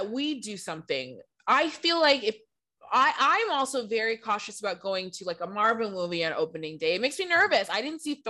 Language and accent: English; Michigan, United States; now in Los Angeles, United States; I grew up in Michigan, and coming from LA to Michigan, you really see how small my town is